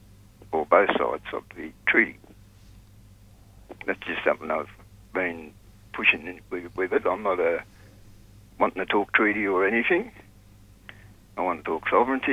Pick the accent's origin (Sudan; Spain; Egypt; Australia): Australia; Sydney, New South Wales; Growing up in Sydney